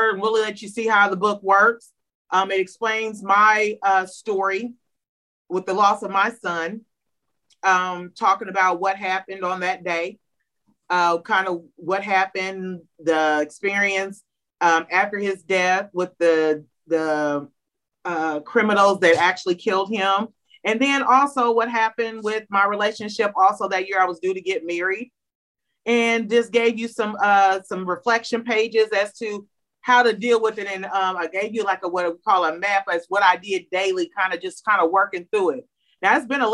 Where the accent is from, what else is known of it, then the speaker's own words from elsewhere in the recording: Springfield, Illinois, United States; I'm from Springfield, Illinois